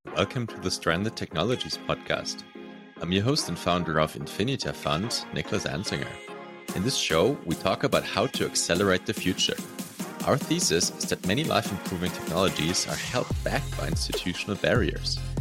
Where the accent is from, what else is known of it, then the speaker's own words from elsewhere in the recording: Germany; I'm from Germany